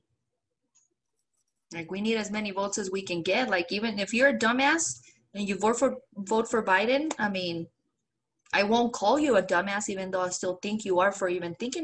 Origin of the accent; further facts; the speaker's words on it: Mexico; now in United States; I'm a proud Mexican-American. I'm proud that I was born in Mexico, but I am a citizen.